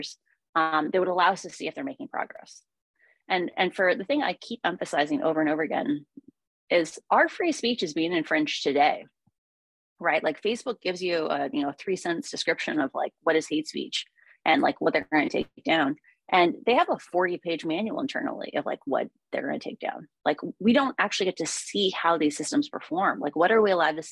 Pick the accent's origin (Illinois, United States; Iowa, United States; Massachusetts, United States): Iowa, United States; I grew up in Iowa.